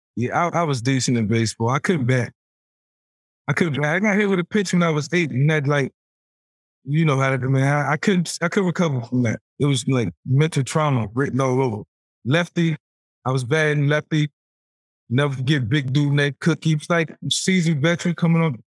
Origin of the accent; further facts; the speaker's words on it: Newport News, Virginia, United States; Being a, a kid from Newport News